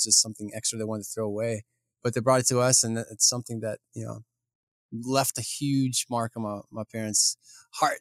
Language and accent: English; Ukraine; now in United States; growing up in Ukraine, we didn't have a washer and a dryer